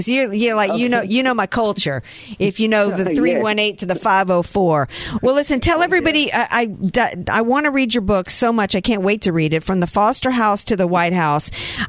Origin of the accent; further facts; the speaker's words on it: the South, United States; I'm a Southerner.